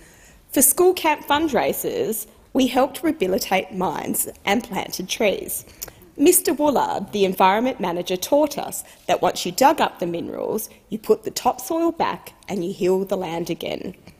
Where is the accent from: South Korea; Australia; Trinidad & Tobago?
Australia; Kambalda, Western Australia; also born or lived in Kalgoorlie, Western Australia; I was born in Kalgoorlie and grew up in Kambalda, a nickel mining town.